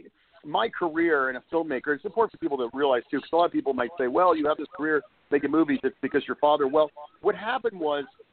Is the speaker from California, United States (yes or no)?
yes; Los Angeles, California, United States; also born or lived in Brooklyn, New York; I grew up in Los Angeles, and in 1972, actually, I was born in Brooklyn, New York.